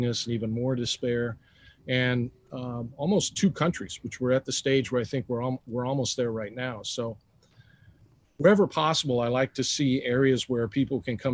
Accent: Hollister, California, United States; also born or lived in Bay Area, California; I was born in Hollister, California

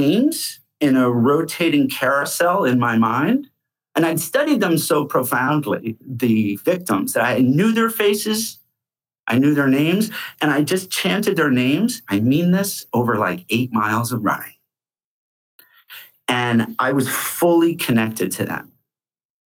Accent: Rochester, New York, United States; moved away as an adult; now in New York City, United States; I was from Rochester, New York

